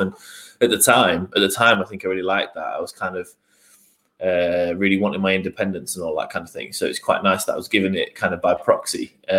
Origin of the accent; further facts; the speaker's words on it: Newcastle, North East England, United Kingdom; When we moved down here, because we're originally from the Northeast, from Newcastle.